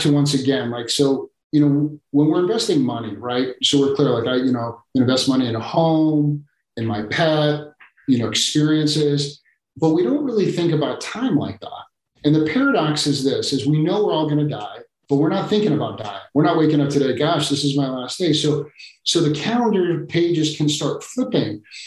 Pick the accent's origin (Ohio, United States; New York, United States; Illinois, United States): Illinois, United States; Chicago; Chicago, my hometown